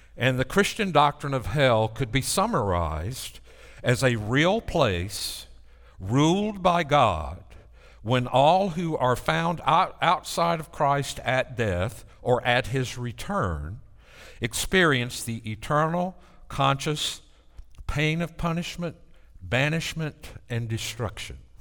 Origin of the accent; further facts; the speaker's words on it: near Mount Lebanon, Tennessee, United States; in my first church in Mount Lebanon, Tennessee, which is right outside my hometown